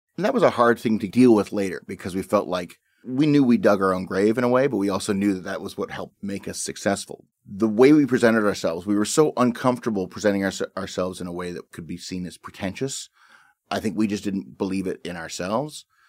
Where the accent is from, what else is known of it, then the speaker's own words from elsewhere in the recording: Canada; that's how I see myself as a Canadian